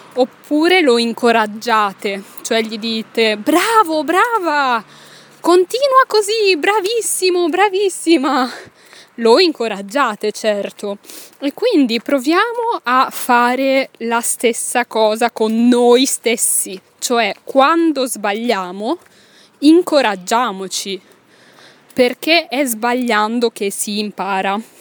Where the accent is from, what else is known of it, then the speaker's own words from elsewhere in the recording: Italy; moved away as an adult; io ero una giovane insegnante italiana che doveva parlare in francese